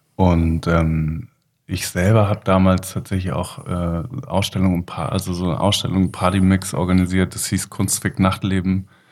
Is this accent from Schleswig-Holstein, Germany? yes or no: yes; Kiel, Schleswig-Holstein, Germany; born or raised there; also born or lived in Leipzig / Flensburg